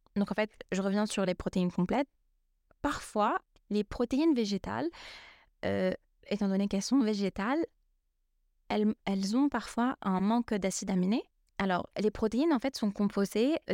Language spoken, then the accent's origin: French; Lebanon; je suis libanaise